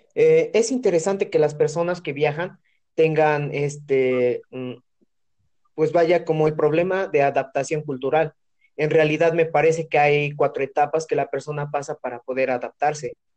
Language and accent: Spanish; Mexico; soy de Santorum